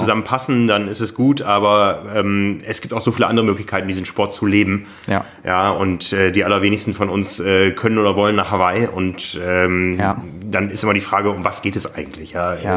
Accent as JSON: {"language": "German", "town": "Osnabrück", "region": "Lower Saxony", "country": "Germany", "tie": "born or raised there", "said": "ich bin in Osnabrück groß geworden."}